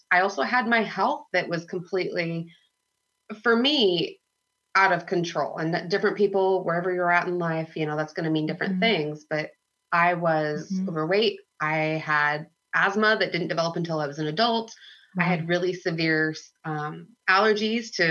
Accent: United States; I grew up in the Columbia River Gorge

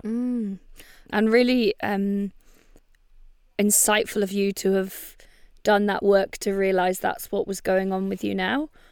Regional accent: Bangor, Wales, United Kingdom; born or raised there

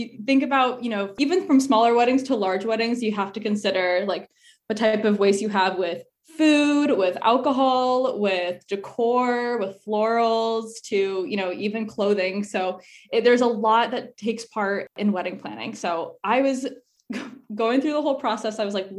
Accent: Arizona, United States; So for me, I'm originally from Arizona. So I was looking, so a lot of my family's there.

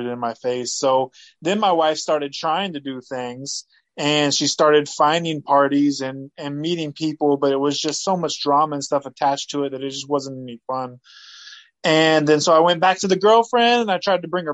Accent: United States; also born or lived in Fresno, California / Easley, South Carolina; I grew up in Fresno, California, and Easley, South Carolina

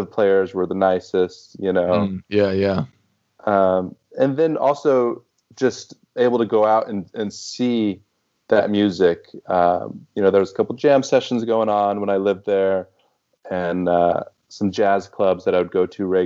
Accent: Houston, Texas, United States; moved away as an adult; also born or lived in Boston; now in New York, United States; it was my hometown. That's where I grew up

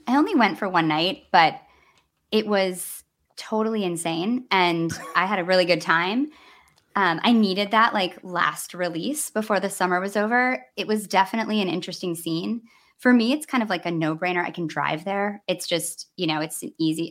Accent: Midwest, United States; as a Midwesterner

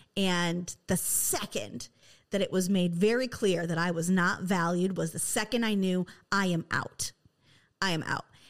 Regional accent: West Michigan, United States; I am from West Michigan, where there is nothing but Dutch immigrants here

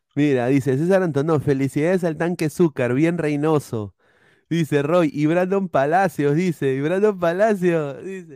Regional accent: Peru; todos como peruanos

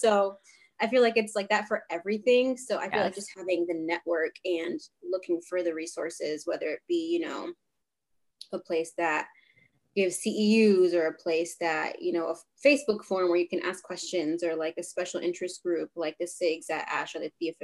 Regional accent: Rhode Island, United States; also born or lived in Boston; I'm from Rhode Island, born and raised

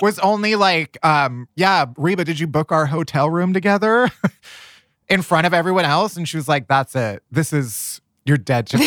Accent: the North, United States; I'm a Yankee, you know, I grew up in the North.

